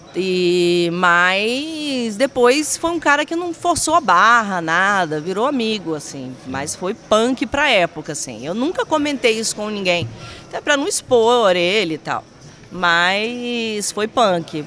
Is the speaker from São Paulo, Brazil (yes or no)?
no; Vitória, Espírito Santo, Brazil; moved away as an adult; also born or lived in Rio de Janeiro